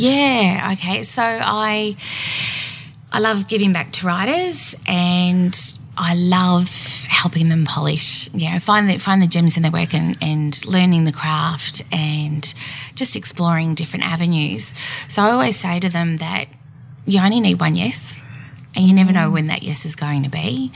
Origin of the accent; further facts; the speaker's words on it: Geelong, Victoria, Australia; moved away as an adult; I born and bred in Geelong